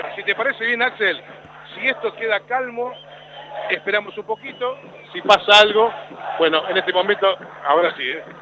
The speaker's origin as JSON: {"language": "Spanish", "country": "Argentina", "said": "todos somos argentinos"}